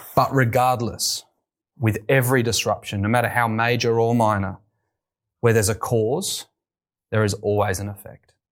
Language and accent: English; United Kingdom; moved away as an adult; also born or lived in London; now in Australia; I wasn't always here in Australia. You may tell from my accent. I'm from the U K